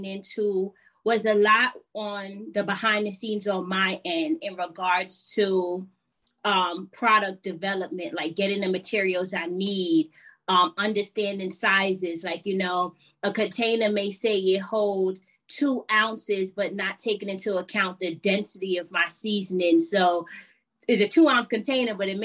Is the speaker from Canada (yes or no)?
no; New York City, New York, United States; I am originally from New York City, Southside Jamaica, Queens. My family is Jamaican though